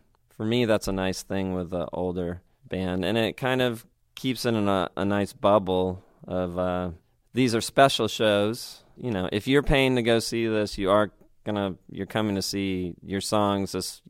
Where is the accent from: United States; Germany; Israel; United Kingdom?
United Kingdom; I was being British dramatic at the show.